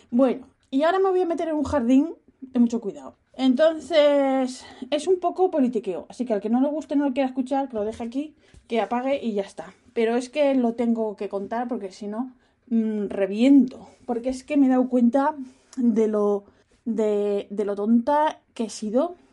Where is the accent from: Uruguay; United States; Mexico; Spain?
Spain; Asturias; yo soy de una región que fue la única que no estuvo conquistada por los árabes. ¿Por qué? Porque estábamos como, como los de Asteris, hay una esquinita, estábamos parapetados por, por los picos de Europa